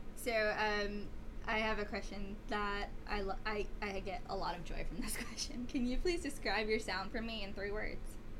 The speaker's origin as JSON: {"language": "English", "town": "New York City", "region": "New York", "country": "United States", "said": "I'm from Staten Island, so I am part of the city"}